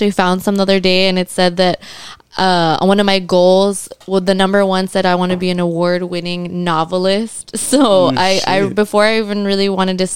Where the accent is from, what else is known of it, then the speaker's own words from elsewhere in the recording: McAllen, Texas, United States; I was born and raised in McAllen, Texas, and I'm a singer-songwriter